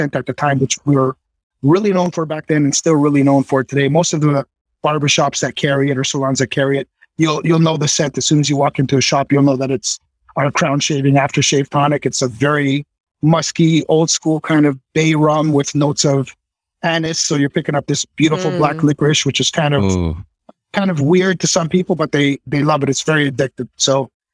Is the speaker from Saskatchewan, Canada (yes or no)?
no; Toronto, Ontario, Canada; I was born in Toronto, and my studio is just about 30 minutes north of Toronto